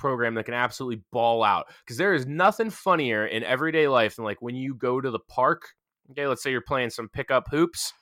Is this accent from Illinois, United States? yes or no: no; Pennsylvania, United States; Washington, PA, which is right down the street from my hometown